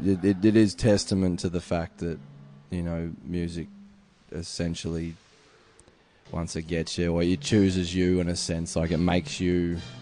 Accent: Adelaide, South Australia, Australia; moved away as an adult; now in Melbourne, Australia; I grew up in Adelaide. So I moved to Melbourne about 7 years ago.

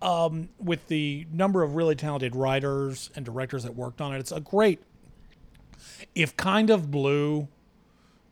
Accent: the South, United States; I grew up in the South in the 70s and 80s

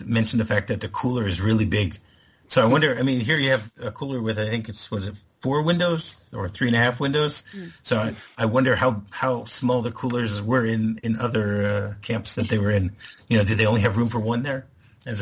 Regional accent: United States; moved away as an adult; I'm an American.

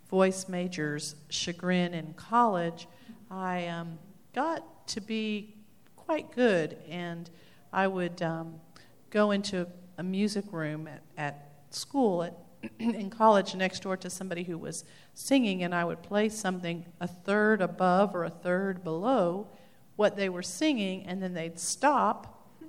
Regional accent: Knoxville, Tennessee, United States; also born or lived in Spain; from Knoxville, Tennessee, and I studied piano as a child

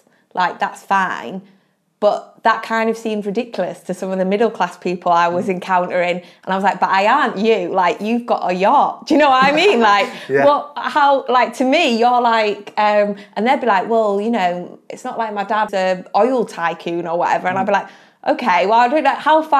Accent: Hull, Yorkshire and the Humber, United Kingdom; accent: Hull; moved away as an adult; also born or lived in Bristol; growing up in Hull I was posh

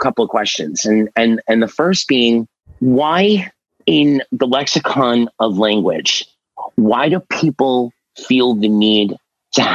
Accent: New York City, New York, United States; I'm from Staten Island, New York, Willowbrook

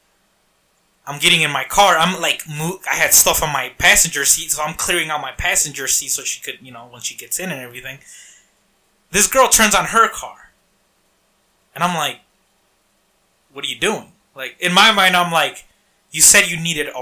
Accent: Harvey, Illinois, United States; I grew up in Harvey.

